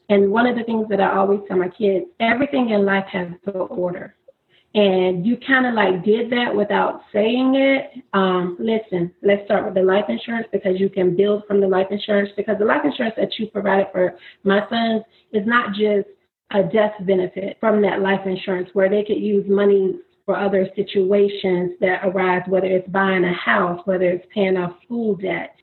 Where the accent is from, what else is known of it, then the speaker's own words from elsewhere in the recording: Florida, United States; moved away as an adult; now in Maryland, United States; I am from Florida, actually born and raised in Florida. I moved to Maryland two and a half years ago